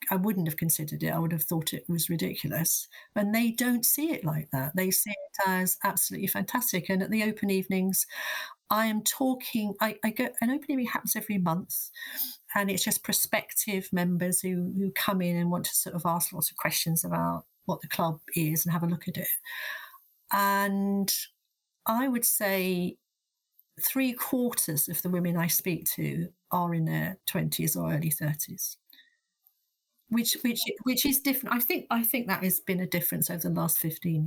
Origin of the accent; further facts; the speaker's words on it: London, United Kingdom; I am a Londoner and an academic